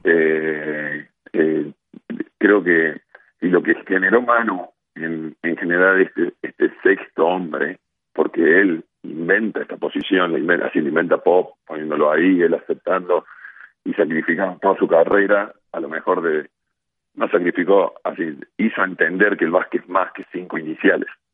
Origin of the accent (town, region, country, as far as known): Argentina